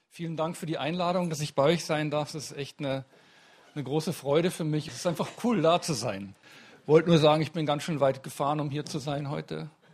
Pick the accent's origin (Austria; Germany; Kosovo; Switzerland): Germany; Munich, Bavaria; ich komme aus München